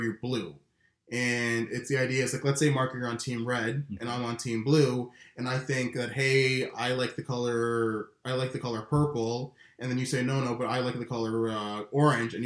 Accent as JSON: {"language": "English", "country": "Canada", "said": "As a Canadian"}